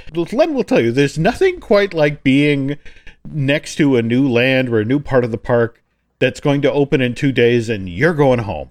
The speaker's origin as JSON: {"language": "English", "region": "New England", "country": "United States", "tie": "born or raised there", "moved": "yes", "lives_now": "Orlando, United States", "said": "I grew up in New England"}